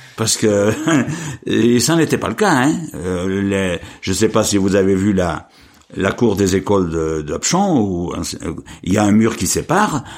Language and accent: French; Apchon, Auvergne-Rhône-Alpes, France; also born or lived in Marchastel / Saint-Hippolyte; je suis né en 50 dans la commune de Machastel. En 55, je suis venu au pont d'Apchon.